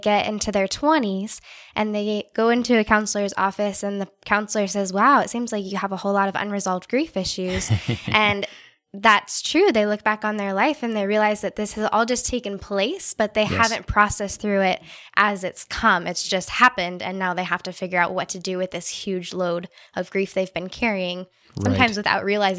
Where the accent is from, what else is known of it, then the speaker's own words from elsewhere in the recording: Tanzania; also born or lived in California / Indiana; now in United States; then I'll say I grew up in Tanzania. But before that, my family lived in California. I went to school in Indiana.